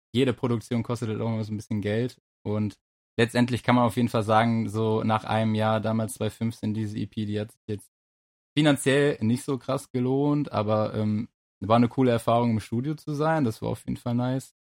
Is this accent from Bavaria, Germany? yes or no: no; Essen, North Rhine-Westphalia, Germany; wir kommen ja auch aus Essen